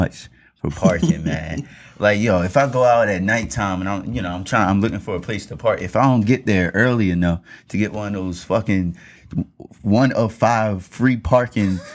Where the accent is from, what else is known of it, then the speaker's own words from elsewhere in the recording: Baltimore, Maryland, United States; I'm from Baltimore.